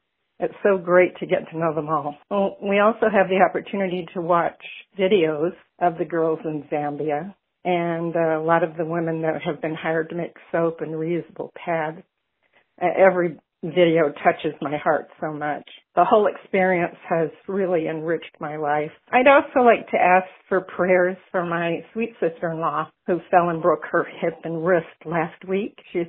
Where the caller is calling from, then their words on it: Mesa, Arizona, United States; I'm calling from Mesa, Arizona.